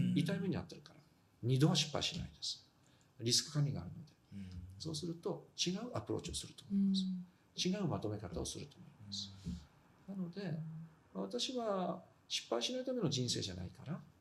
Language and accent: Japanese; Fukushima, Japan; moved away